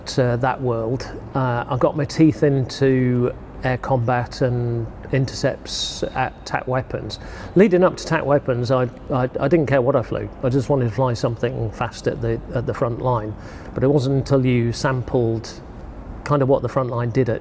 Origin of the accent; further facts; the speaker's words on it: Yorkshire and the Humber, United Kingdom; growing up in North Yorkshire, that was Finningley, Church Fenton.